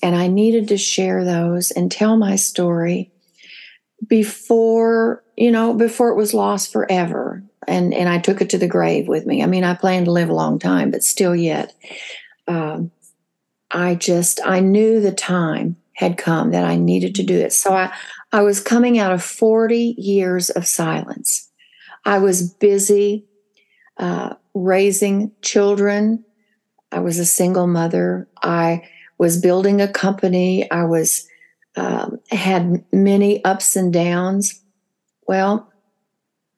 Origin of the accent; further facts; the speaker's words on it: the Ozarks of Missouri, United States; I was raised in Hillbilly in the Ozarks of Missouri